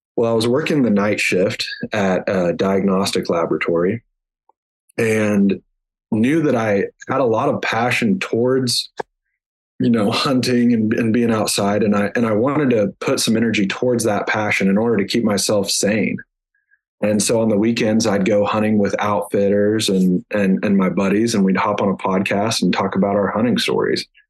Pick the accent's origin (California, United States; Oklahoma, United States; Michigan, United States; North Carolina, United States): Oklahoma, United States; Kingfisher; I grew up in Kingfisher, Oklahoma, which was northwest Oklahoma, and uh, grew up on a farm